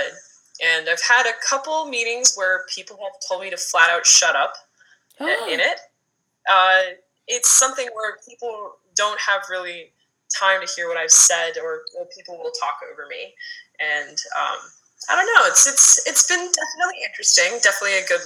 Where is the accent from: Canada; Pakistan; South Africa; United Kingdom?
Canada; also born or lived in United States; now in Los Angeles, United States; I'm originally from Canada, actually, but I've been living in the U.S. for 16, 17 years